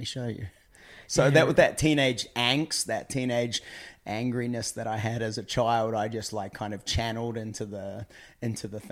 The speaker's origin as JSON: {"language": "English", "region": "just north of Auckland", "country": "New Zealand", "tie": "born or raised there", "also_born_or_lived": "Orlando, United States / California, United States", "moved": "as an adult", "lives_now": "Australia", "said": "I grew up in New Zealand, just north of Auckland"}